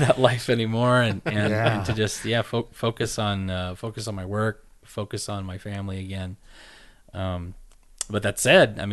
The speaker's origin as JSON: {"language": "English", "region": "Southern California", "country": "United States", "tie": "born or raised there", "also_born_or_lived": "San Luis Obispo, California", "moved": "as an adult", "lives_now": "Utah, United States", "said": "I grew up in Southern California"}